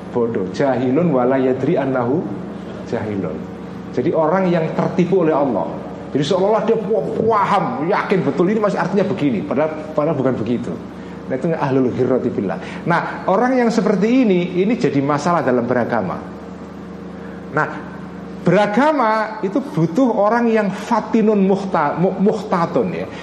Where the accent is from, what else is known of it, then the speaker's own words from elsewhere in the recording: Pati, Central Java, Indonesia; Mbah Bisri Sansuri yang asal dari Pati daerah saya